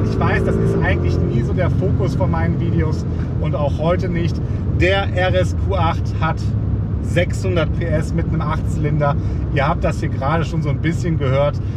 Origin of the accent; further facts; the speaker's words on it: Mettmann, North Rhine-Westphalia, Germany; deswegen bin ich jetzt quasi auf dem Weg zurück in meine Heimat hier ähm, von Mettmann.